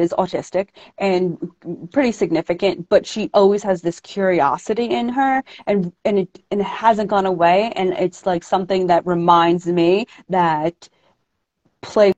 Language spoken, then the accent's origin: English; New York, United States; born and raised in New York